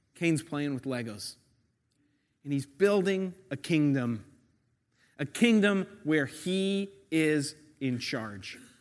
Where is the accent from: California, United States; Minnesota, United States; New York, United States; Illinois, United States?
New York, United States; I'm a New Yorker